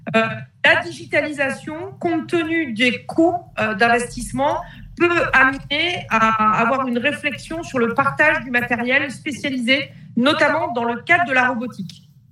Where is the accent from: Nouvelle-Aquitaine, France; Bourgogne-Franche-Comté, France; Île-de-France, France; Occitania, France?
Occitania, France; near Montpellier; Je suis issue du sud de la France, en Occitanie, à côté de Montpellier